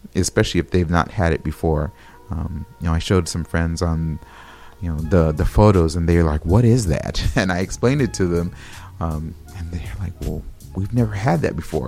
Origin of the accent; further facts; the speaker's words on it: California, United States; moved away; I'm from California